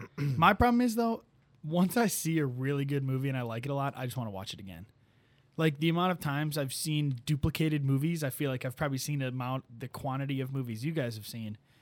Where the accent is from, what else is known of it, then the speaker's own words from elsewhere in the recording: Sleepy Hollow, Illinois, United States; moved away; my hometown, Sleepy Hollow